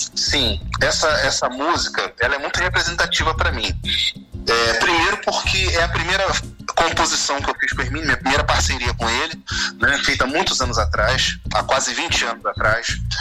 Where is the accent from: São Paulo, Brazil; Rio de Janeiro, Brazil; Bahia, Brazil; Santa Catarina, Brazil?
Rio de Janeiro, Brazil; as famílias do subúrbio do Rio de Janeiro, de ah. é onde eu vim